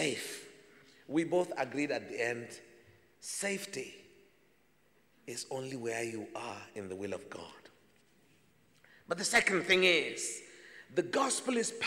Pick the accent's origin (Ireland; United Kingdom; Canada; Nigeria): Nigeria; as a Nigerian